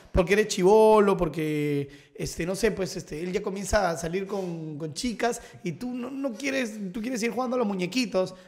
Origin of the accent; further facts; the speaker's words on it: Lima, Peru; Yo tuve mi infancia, yo viví en San Miguel toda mi infancia, ah, hasta los 12, 13 años.